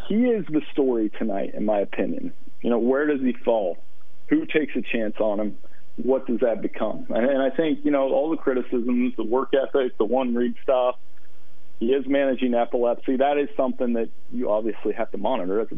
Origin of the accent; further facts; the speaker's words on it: Ohio, United States; I grew up in Ohio